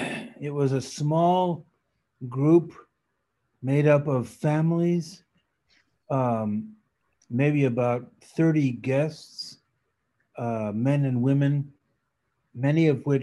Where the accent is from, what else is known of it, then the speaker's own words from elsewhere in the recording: Paris, Île-de-France, France; first language French; English is a second language; also born or lived in New York / Geneva; So I grew up in Paris, going to French school, and French was really my first language. And then we spent 7 years in New York, and then 20 years in Geneva, Switzerland.